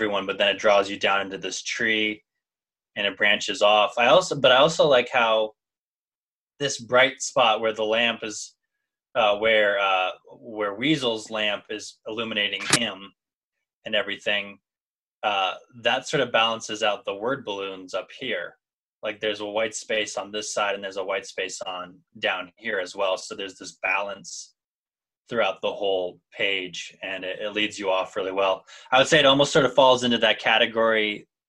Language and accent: English; Midwest, United States; I grew up in the Midwest area where you do get snow